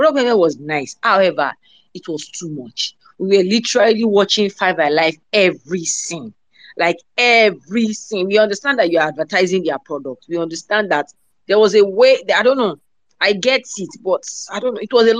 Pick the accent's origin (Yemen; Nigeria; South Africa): Nigeria; we are Nigerians.